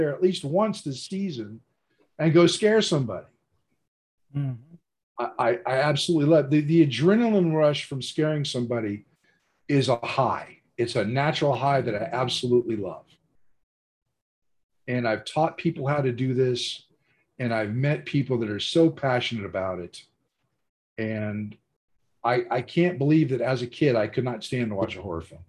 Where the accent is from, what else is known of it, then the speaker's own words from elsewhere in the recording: Florida, United States; now in Ohio, United States; I grew up in Florida